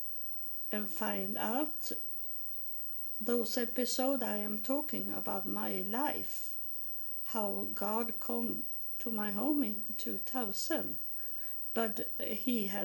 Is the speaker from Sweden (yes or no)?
yes; Sweden; I'm from Sweden